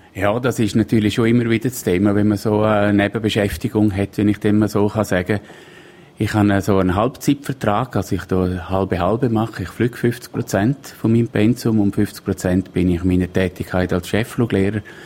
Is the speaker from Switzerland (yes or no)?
yes; Splügen, Graubünden, Switzerland; ich bin in Splügen aufgewachsen